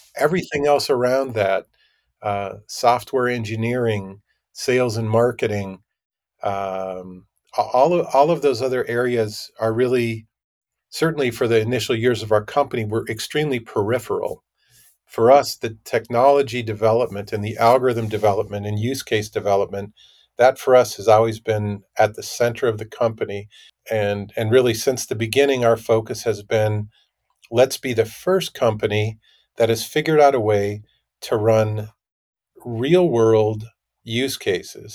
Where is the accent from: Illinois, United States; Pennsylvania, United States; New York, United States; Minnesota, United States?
Minnesota, United States; moved away as an adult; I grew up in Minnesota